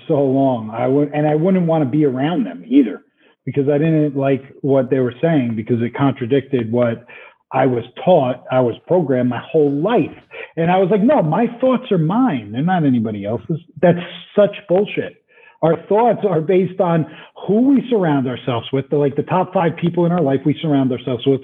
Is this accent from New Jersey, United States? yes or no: yes; New Jersey, United States; moved away; I'm from Jersey